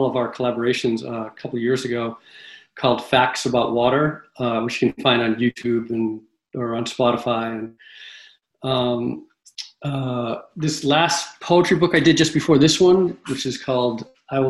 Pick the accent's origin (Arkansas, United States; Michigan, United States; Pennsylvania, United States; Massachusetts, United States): Massachusetts, United States; now in Red Hook, United States; I grew up in Massachusetts